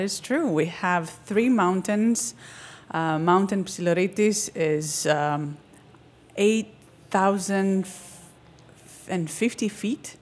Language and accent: English; Crete, Greece; moved away as an adult; now in United States; Growing up in Crete, um, it was very different than here